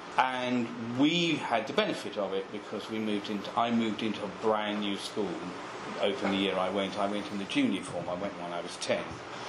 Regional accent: Croydon, London, United Kingdom; also born or lived in Haywards Heath, Sussex; and then we moved back into Croydon. So I would say I grew up in Croydon.

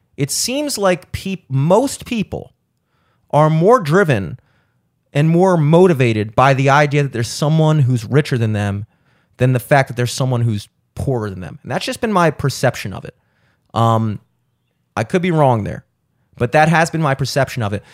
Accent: Baltimore, Maryland, United States; growing up in Baltimore with the Orioles

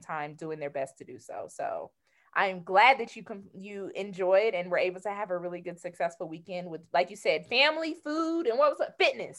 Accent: Georgia, United States; I'm from Georgia, so I'm a Southern

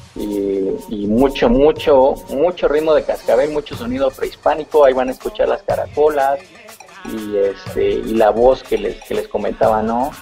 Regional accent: Mexico; nosotros como mexicanos, tú sabes, y pues adoramos la, la cultura de nuestros muertos

